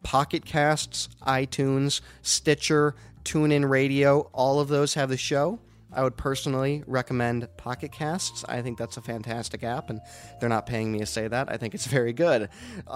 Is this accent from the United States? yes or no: yes; Denver, Colorado, United States; now in Chicago, United States; my hometown of Denver